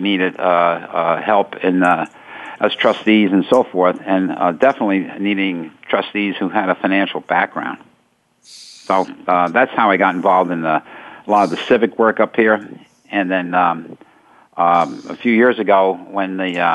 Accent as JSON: {"language": "English", "region": "New York", "country": "United States", "moved": "as an adult", "lives_now": "Vermont, United States", "said": "I come from New York"}